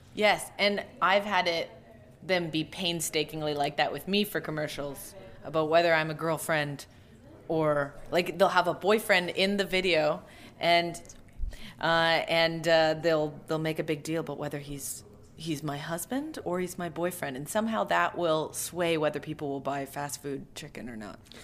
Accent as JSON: {"language": "English", "town": "Calgary", "region": "Alberta", "country": "Canada", "said": "I'm from Alberta"}